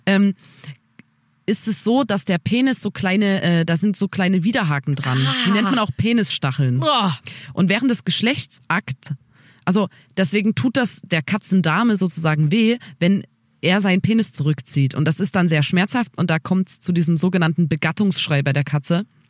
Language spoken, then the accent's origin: German; Saxony, Germany; Bei uns in Sachsen ist es auf jeden Fall so, dass man nach der vierten ähm, dann aufs Gymnasium wechselt